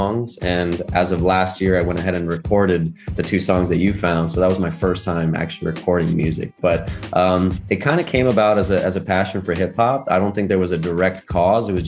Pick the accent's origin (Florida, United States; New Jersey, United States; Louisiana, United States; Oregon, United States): Florida, United States; Port St. Lucie; I grew up in Florida, a little city called Port St. Lucie